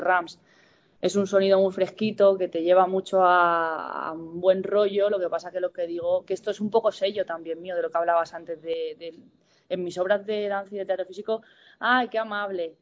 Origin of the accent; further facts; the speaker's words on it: San Fernando de Henares, Community of Madrid, Spain; also born or lived in Villamayor / Cifuentes; la ciudad dormitorio que en la que yo me he criado ha sido San Fernando de Henares